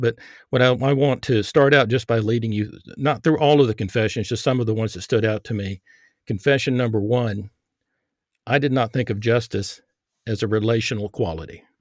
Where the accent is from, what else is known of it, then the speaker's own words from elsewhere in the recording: Texas, United States; I grew up in Texas